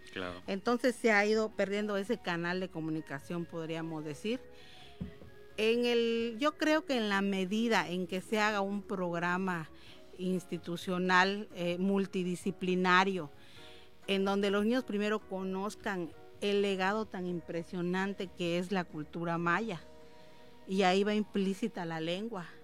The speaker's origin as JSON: {"language": "Spanish", "region": "Yucatán Peninsula", "country": "Mexico", "said": "como campechanos, yucatecos, hasta la gente de Quintana Roo"}